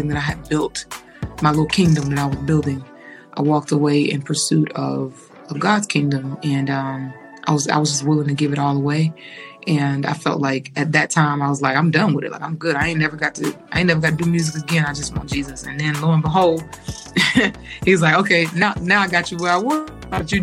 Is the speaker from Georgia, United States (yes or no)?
yes; Atlanta, Georgia, United States; I'm born and raised in Atlanta, Georgia